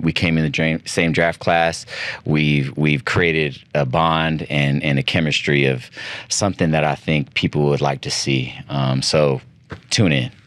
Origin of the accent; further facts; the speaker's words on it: United States; moved away as an adult; now in Philippines; we're all Filipino Americans